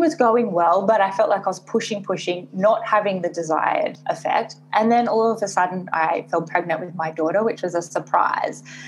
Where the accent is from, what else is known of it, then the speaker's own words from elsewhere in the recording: Sydney, New South Wales, Australia; moved away as an adult; also born or lived in Hong Kong; now in Singapore; I am based in Singapore, but I am originally from Australia and I've been living in Asia for the last six and a half years, so between Hong Kong and Singapore